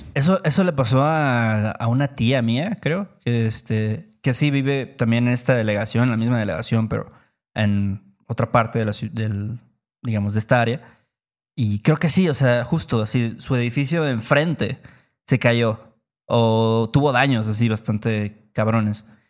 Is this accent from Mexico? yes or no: yes; Mexico; gracias a que yo nací en México, yo obtengo el trabajo que tengo